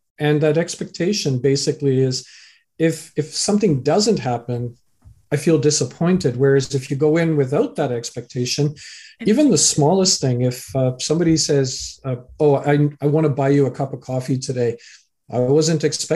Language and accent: English; Canada; also born or lived in England; I was born in England, raised in Canada